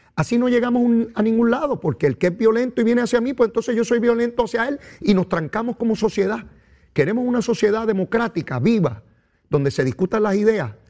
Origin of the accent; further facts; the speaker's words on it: Puerto Rico; a mi pueblo de Puerto Rico